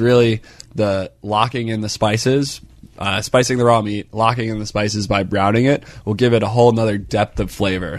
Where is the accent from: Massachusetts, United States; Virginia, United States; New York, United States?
Virginia, United States; Northern; now in Pittsburgh, United States; I'm from Northern Virginia